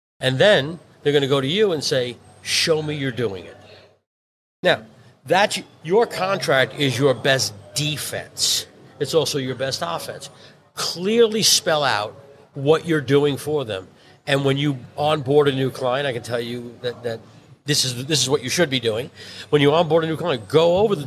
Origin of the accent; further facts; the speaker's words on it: New York City, New York, United States; I'm born and bred in Brooklyn